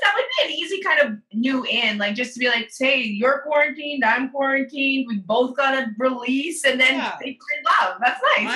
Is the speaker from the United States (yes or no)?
no; Edmonton, Alberta, Canada; stepmom sent me a list of famous Edmontonians, and I was on it